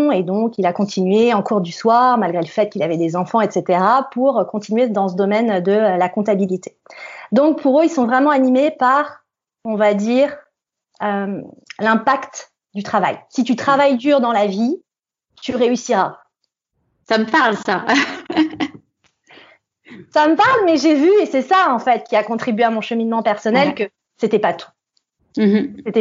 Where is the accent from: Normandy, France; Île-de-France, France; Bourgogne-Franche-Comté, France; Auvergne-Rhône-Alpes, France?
Île-de-France, France; Parce que quand on vient de Seine-Saint-Denis, on a des challenges supplémentaires quand on a envie de réussir.